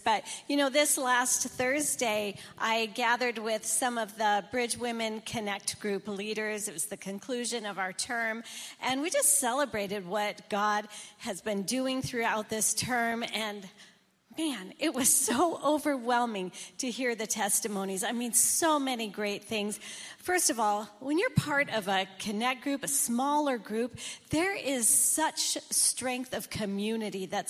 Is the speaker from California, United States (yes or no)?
no; Michigan, United States; I grew up in Michigan, and I grew up with white Christmases